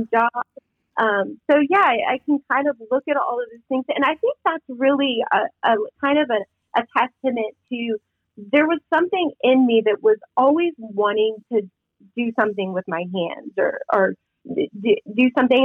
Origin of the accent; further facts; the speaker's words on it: Midwest, United States; growing up in the Midwest, you were a nurse or a teacher